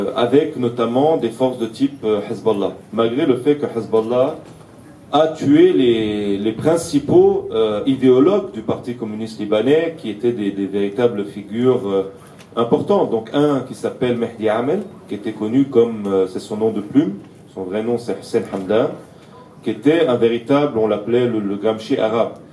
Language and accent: French; Aleppo, Aleppo Governorate, Syria; moved away; also born or lived in Lebanon; Alep, où je suis originaire, dans les quartiers arméniens